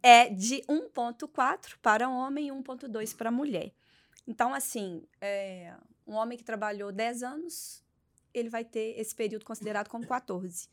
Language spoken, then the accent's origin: Portuguese; Belo Horizonte, Minas Gerais, Brazil; Eu sou de Belo Horizonte, Minas Gerais